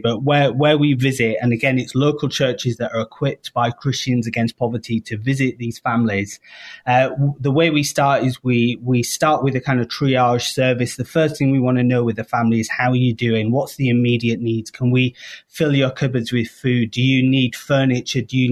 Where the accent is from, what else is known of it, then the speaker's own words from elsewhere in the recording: United Kingdom; moved away as an adult; now in Chicago, United States; I am British